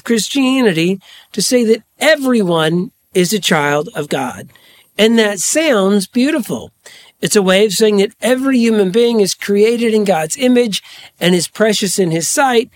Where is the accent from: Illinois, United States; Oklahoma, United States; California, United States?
Illinois, United States; Charleston; now in Washington, Illinois, United States; I grew up in Charleston, Illinois